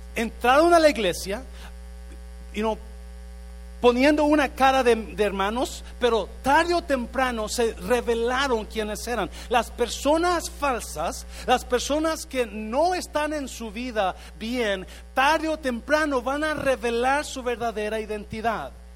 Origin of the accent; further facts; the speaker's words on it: Mexico; moved away as an adult; cuando llegué de México en los ochentas ah, me inscribí en el colegio ahí en el centro, Central, Central College y me inscribí para tomar clases de inglés